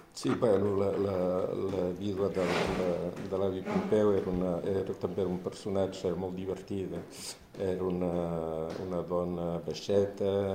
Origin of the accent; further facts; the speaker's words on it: France; first language French; Catalan is a second language; also born or lived in Champagne; jo vaig néixer a França, eh, vam anar a viure a Champagne